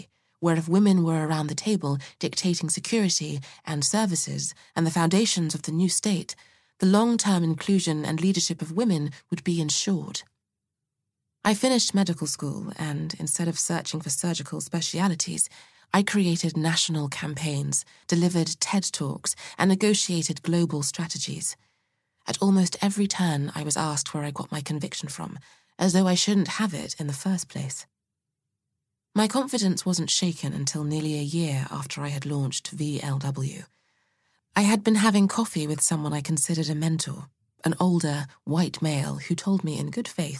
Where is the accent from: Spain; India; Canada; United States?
Canada; Saskatoon, Saskatchewan; I was born and raised in Saskatoon, Saskatchewan, Canada, so the big city could have been literally anywhere but there.